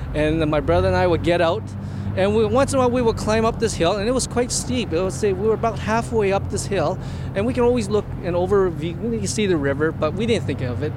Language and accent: English; Edmonton, Alberta, Canada; I was born here in Edmonton